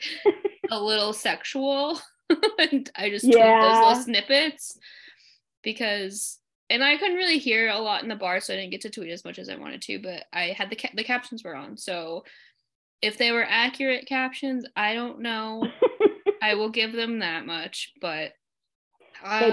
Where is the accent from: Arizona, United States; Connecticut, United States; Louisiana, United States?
Arizona, United States; moved away; I'm from Arizona